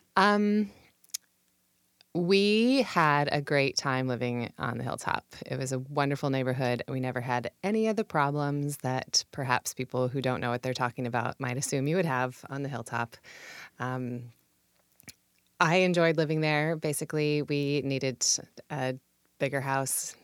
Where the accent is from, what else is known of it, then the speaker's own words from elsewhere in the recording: Puyallup, Washington, United States; also born or lived in Seattle / California / England; now in Tacoma, United States; I grew up in Puyallup